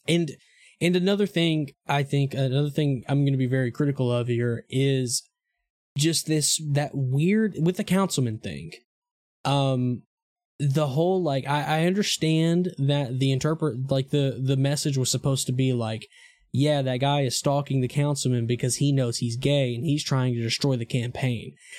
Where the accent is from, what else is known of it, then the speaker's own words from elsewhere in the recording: Eastern Arkansas, United States; moved away; I'm from, I'm from, like, the Delta, I'm from Eastern Arkansas.